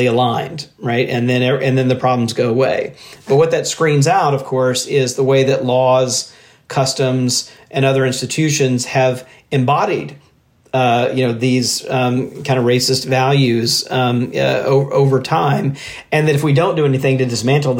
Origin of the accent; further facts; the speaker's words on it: Mississippi, United States; I grew up in Mississippi